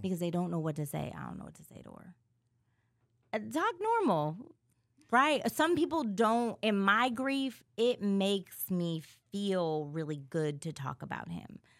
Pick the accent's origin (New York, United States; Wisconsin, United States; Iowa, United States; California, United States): California, United States; moved away; I'm from Cali